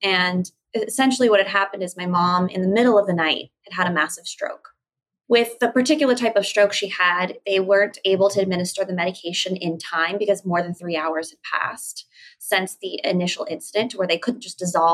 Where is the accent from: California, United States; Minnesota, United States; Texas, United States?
California, United States; San Diego; I grew up with my parents in San Diego